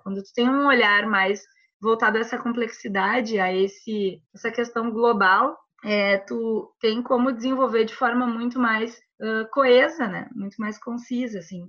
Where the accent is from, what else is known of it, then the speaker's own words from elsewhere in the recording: Porto Alegre, Rio Grande do Sul, Brazil; Sou gaúcha, tenho 34 anos, moro, sempre morei em Porto Alegre, no Rio Grande do Sul